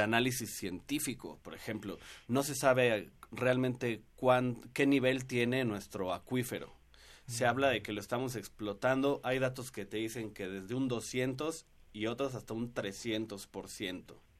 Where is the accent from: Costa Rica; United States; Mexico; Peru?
Mexico; Mexico City; todos los que somos chilangos y vivimos por acá